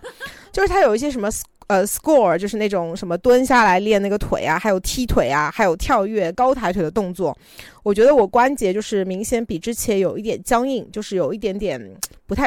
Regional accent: Shanghai, China; 我其实觉得在上海过年，就是，呃，我相信很多上海人都会有一样的感觉，就会感觉越来越没有年味嘛。

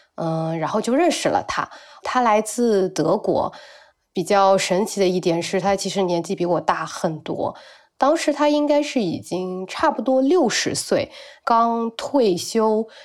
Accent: Beihai, Guangxi, China; now in Nanning, China; 我现在是一名英语老师，生活在广西南宁，然后我的家乡是一个很小的城市，北海

